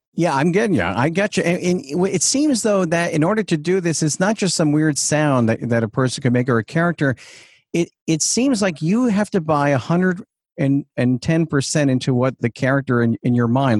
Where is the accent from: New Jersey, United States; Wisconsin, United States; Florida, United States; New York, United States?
New York, United States; Huntington; Huntington, Long Island